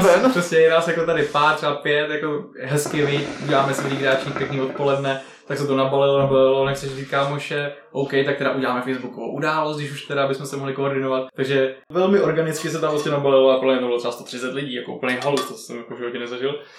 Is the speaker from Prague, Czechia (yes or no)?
yes; Prague, Czechia; Já, já jsem, já jsem Pražák rodili